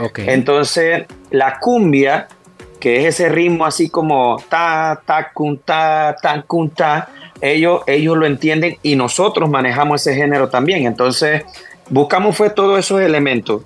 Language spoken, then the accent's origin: Spanish; Panama; somos los panameños